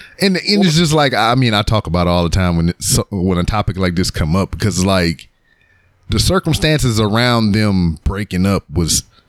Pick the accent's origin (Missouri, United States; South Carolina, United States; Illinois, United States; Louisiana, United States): Louisiana, United States; moved away as an adult; now in Houston, United States; living and growing up in Louisiana